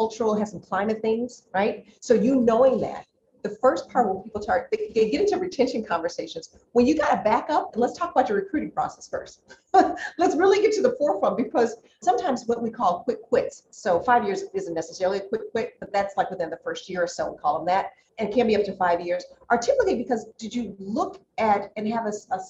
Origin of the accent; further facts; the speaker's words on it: Chicago, Illinois, United States; I grew up in Roseland on the south side of Chicago